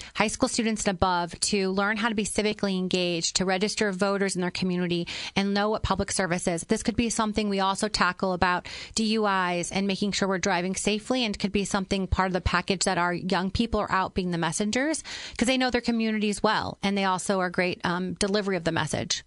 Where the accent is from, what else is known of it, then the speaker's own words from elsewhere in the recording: Granite City, Illinois, United States; now in Chicago, United States; I am a girl from Granite City.